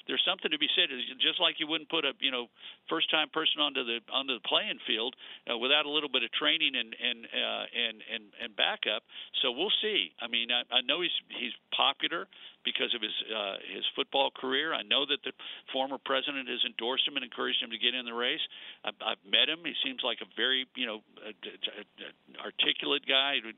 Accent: Texas, United States; as a Texan

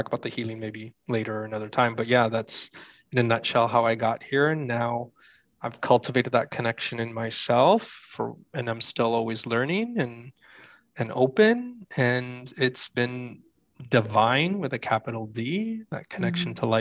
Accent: Canada; moved away as an adult; also born or lived in Toronto, Canada / Vancouver, Canada; I grew up in Toronto, Canada, and Vancouver, Canada as well.

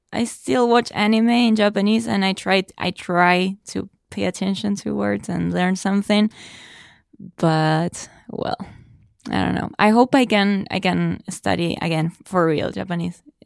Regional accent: Argentina; first language Spanish; English is a second language; moved away as an adult; I studied English, uh, for a long time back in Argentina

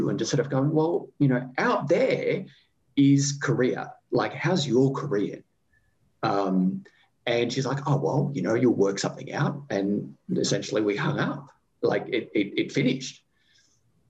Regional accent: Australia

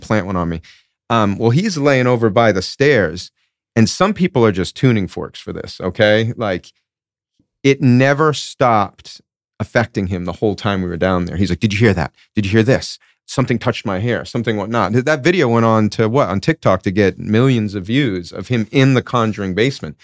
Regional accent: Rhode Island, United States; I grew up in Rhode Island

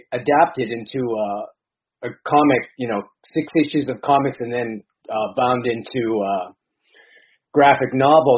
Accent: Boston, Massachusetts, United States; also born or lived in Baltimore, Maryland / Hilo, Hawaii / Honolulu, Hawaii; now in Tokyo, Japan; To age 6, and then elementary school to high school in the greater Boston area

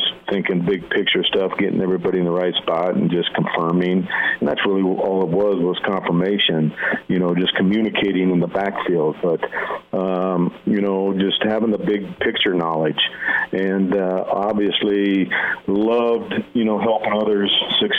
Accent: Nebraska, United States; growing up in Nebraska

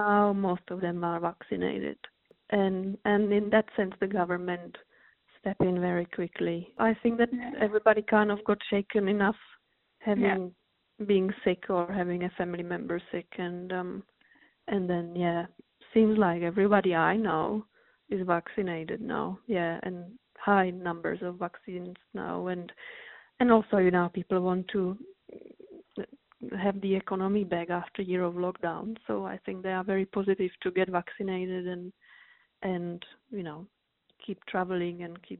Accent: Moravia, Czechia; English is a second language; I am from the Moravia region, which is kind of a countryside of the Czech Republic.

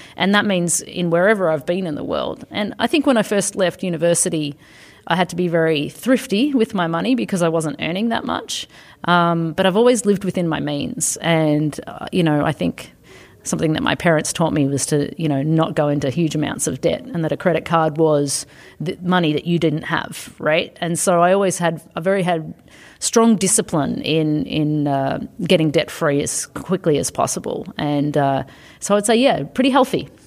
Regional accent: Australia; moved away as an adult; also born or lived in United States / Canada / Belgium / United Kingdom; now in Asia; I'm originally from Australia

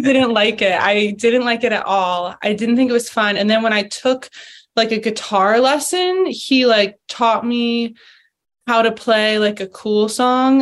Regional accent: Philadelphia, Pennsylvania, United States; moved away as an adult; also born or lived in Boulder, Colorado; I loved growing up in Philadelphia

